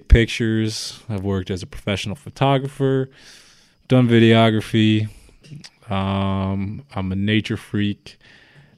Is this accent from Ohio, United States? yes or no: yes; Westlake, Ohio, United States; I was born and raised in Westlake, Ohio